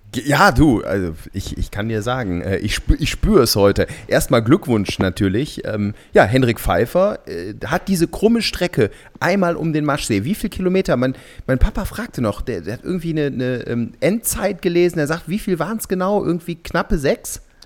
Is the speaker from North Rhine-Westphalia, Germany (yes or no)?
yes; Cologne, North Rhine-Westphalia, Germany; für einen Kölner